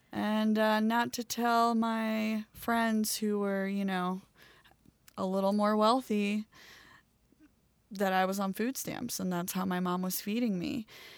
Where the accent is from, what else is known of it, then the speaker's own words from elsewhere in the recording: Baltimore, Maryland, United States; So growing up in Baltimore, Maryland, I grew up in the ghetto right outside of Baltimore City.